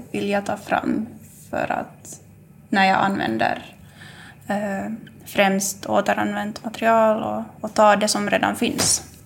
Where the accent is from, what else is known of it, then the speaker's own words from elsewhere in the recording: Jakobstad, Ostrobothnia, Finland; jag kommer härifrån trakten, Jakobstadstrakten och bor här